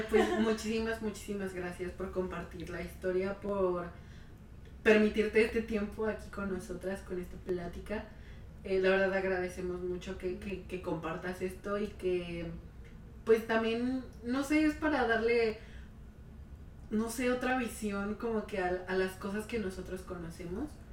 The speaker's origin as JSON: {"language": "Spanish", "country": "Mexico", "moved": "yes"}